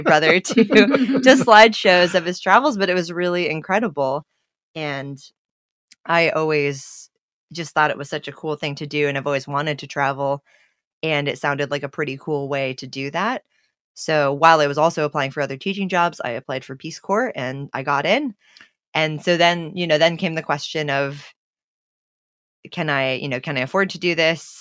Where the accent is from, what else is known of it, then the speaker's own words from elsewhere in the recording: United States; my role as an American and as an aid worker in a country that's not my own